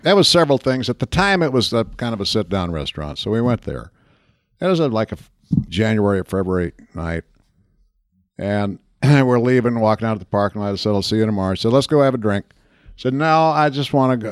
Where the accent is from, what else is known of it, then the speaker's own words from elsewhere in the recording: Central Minnesota, United States; moved away; Central Minnesota, lakes, country